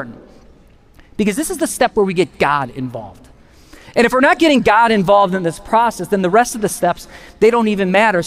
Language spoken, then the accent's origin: English; Wisconsin, United States; we're from Wisconsin